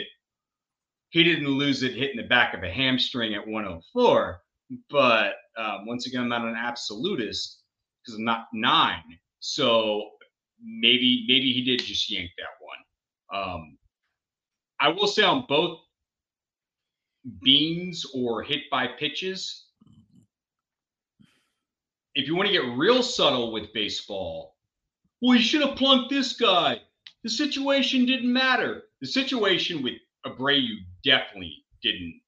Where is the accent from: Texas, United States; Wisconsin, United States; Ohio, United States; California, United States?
Texas, United States; Austin; I'm born and raised in Austin.